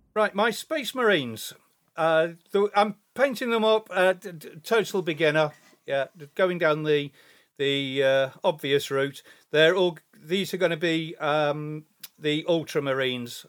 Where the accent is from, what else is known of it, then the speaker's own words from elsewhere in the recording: England, United Kingdom; I am English